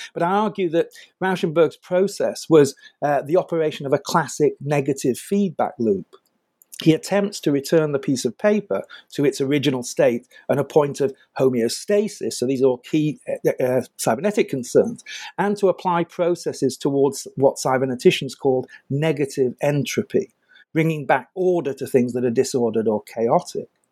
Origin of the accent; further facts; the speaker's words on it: United Kingdom; I'm British